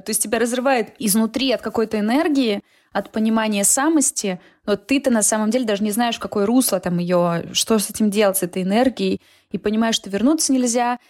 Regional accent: Nizhnevartovsk, Khanty-Mansi Autonomous Okrug, Russia; moved away as an adult; also born or lived in Omsk; now in Moscow, Russia; я из Нижневартовска, это очень маленький город

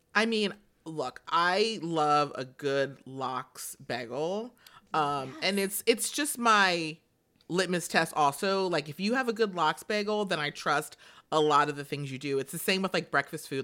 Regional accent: the South, United States; I grew up in the South.

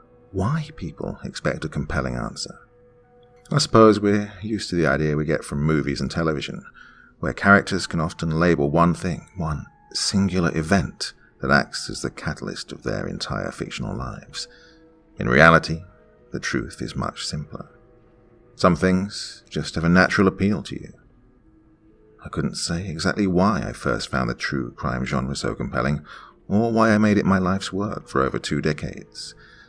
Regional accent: Mount Lebanon, Pennsylvania, United States; I grew up in Mount Lebanon, an affluent suburb south of the Pittsburgh metro area, and my family was decidedly affluent, even by those lofty standards.

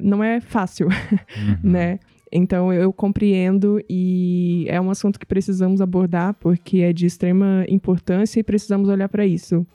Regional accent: Northeast Region, Brazil; moved away; eu vim do Nordeste é, e eu entendo bem como é a vida no Nordeste

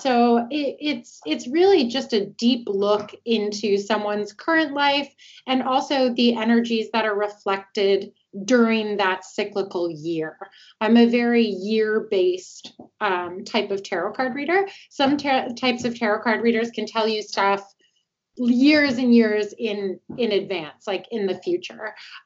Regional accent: Toronto, Ontario, Canada; moved away as an adult; now in Atlanta, United States; originally I'm from Toronto, but I'm here in Atlanta, Georgia now. I've been here for about 5 years

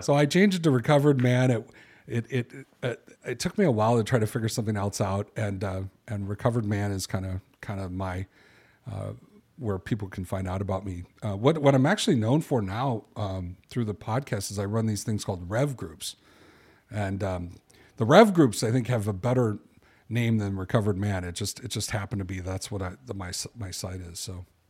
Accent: Chicago, Illinois, United States; I'm a guy from Chicago

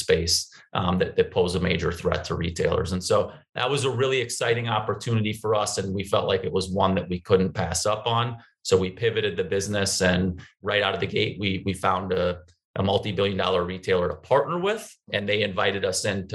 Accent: St. Paul, Minnesota, United States; also born or lived in Madison, Wisconsin; I did work in a public high school in my hometown of St. Paul for close to a year after graduating

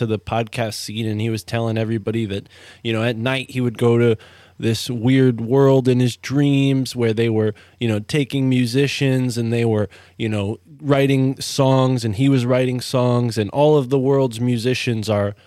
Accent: East Coast, United States; I grew up on the East Coast

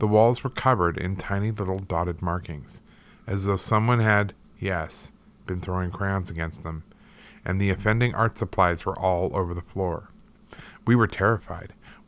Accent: St. Louis, Missouri, United States; This story takes place in my hometown of St. Louis, Missouri, in our haunted family home. I still live in the city, but have long since moved away from that house.

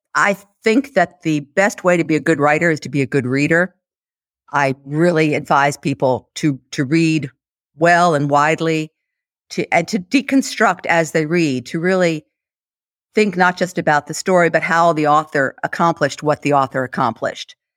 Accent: United States; I'm an American, I say Bonmot

